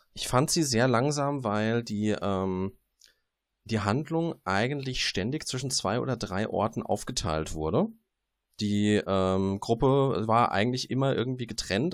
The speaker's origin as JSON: {"language": "German", "town": "Darmstadt", "region": "Hesse", "country": "Germany", "said": "Das eine ist, wo ich herkomme. Das ist das etwas weniger schöne Darmstadt bei Frankfurt."}